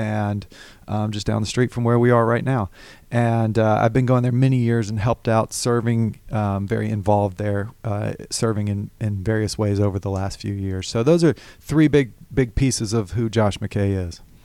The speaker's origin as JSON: {"language": "English", "region": "Alabama", "country": "United States", "tie": "born or raised there", "moved": "as an adult", "lives_now": "Georgia, United States", "said": "I grew up in Alabama"}